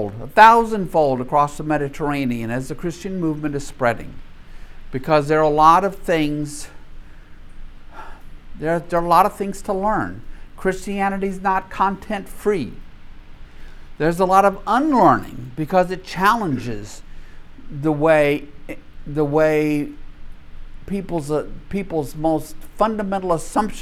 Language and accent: English; Minden, Louisiana, United States; I'm from Minden, Louisiana